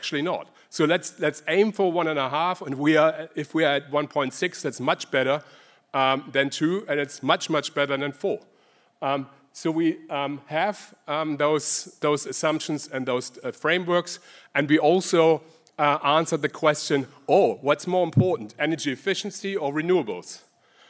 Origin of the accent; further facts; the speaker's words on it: Germany; accent: German; English is a second language; moved away as an adult; now in Sydney, Australia; As you hear from my accent, I'm originally German. I migrated to Australia.